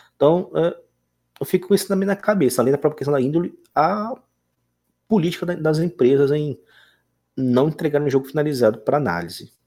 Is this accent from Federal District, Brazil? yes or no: yes; Brasília, Federal District, Brazil; now in Tocantins, Brazil; eu sou de Brasília, e, mas moro hoje em Tocantins